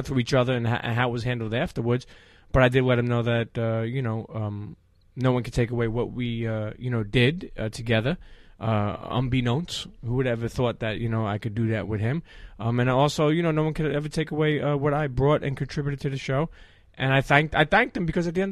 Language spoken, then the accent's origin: English; New York City, New York, United States; moved away as an adult; now in New Jersey, United States; Brooklyn, New York. So I grew up in Coney Island